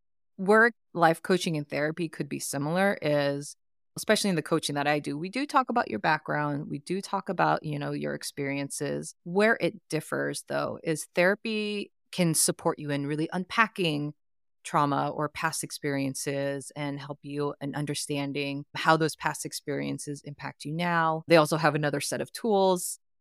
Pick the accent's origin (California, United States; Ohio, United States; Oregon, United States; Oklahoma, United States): California, United States; Oakland; also born or lived in Philippines; I grew up in the East Bay.